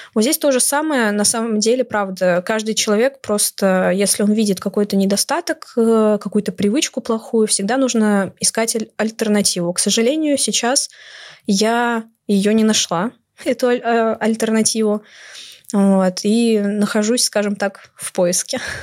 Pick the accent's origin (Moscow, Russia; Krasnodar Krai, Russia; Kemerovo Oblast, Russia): Moscow, Russia; мне 19 лет, я из Москвы